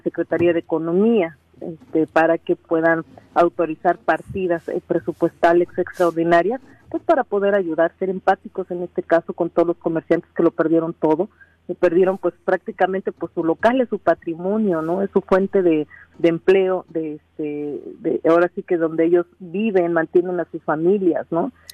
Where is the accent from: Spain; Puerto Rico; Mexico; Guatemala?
Mexico; Cuautla, Morelos; soy de Cuautla